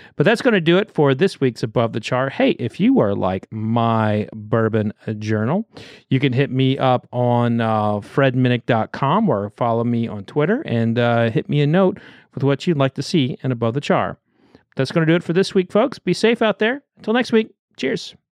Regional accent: Oklahoma, United States; growing up in Oklahoma

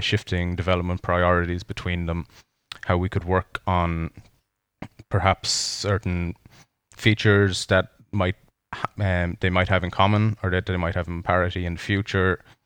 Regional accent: Ireland; as two Irish men, one living in Ireland and one living in Canada

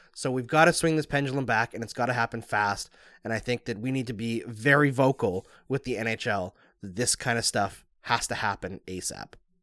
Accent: Canada; I'm Canadian too

